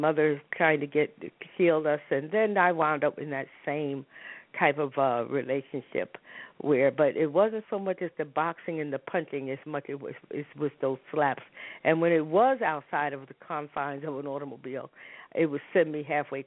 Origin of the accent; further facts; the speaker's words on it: New York City, New York, United States; moved away; also born or lived in Harlem; I grew up in New York. Matter of fact, I tell people I was born in Harlem and raised in the South Bronx